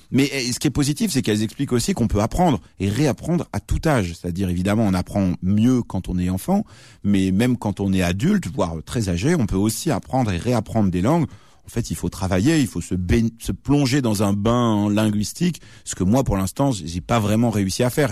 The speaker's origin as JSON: {"language": "French", "country": "France", "also_born_or_lived": "Lebanon (heritage)", "first_language": "Arabic", "said": "je suis, je suis pas arabe, je suis français"}